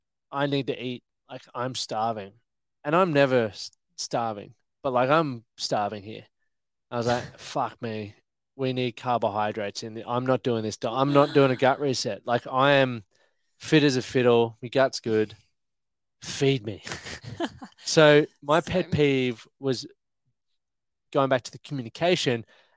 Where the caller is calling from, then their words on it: Sunshine Coast, Queensland, Australia; Sunshine Coast.